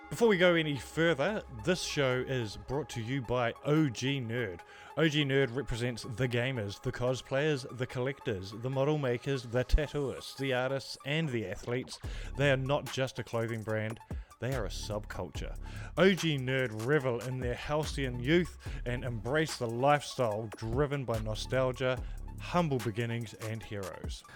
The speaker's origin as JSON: {"language": "English", "country": "Australia", "said": "as an Australian"}